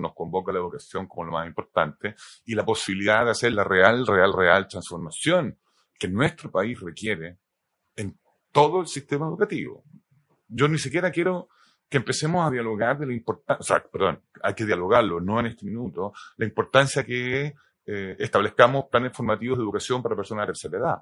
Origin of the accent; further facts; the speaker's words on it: Chile; also born or lived in United States; Yo nací en el 70, eh, viví, nos fuimos a ir a Estados Unidos y volvimos para el golpe de Estado